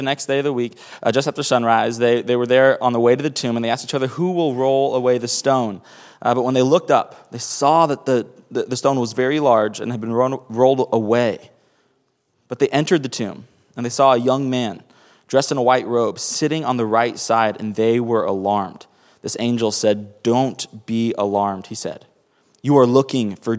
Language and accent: English; Miami, Florida, United States; also born or lived in Tacoma, Washington; now in New York City, United States; I grew up in Miami. I was born in Seattle, Washington, up here. And really, I was born in Tacoma, Washington. And then my family, when I was 8 years old, we moved to the inner city of Miami to pastor a small church